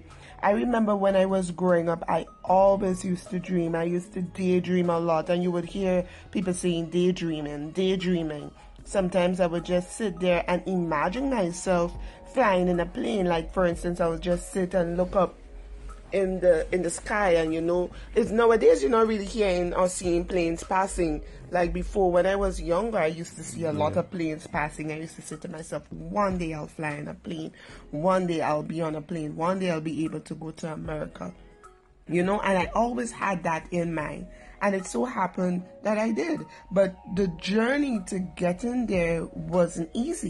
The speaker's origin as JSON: {"language": "English", "country": "Grenada", "tie": "born or raised there", "also_born_or_lived": "Trinidad and Tobago", "said": "I'm a Trinidadian by birth, but I'm now Grenadian"}